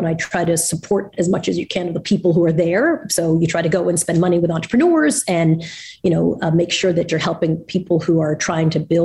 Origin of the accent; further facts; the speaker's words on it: Long Island, New York, United States; moved away; I grew up in Long Island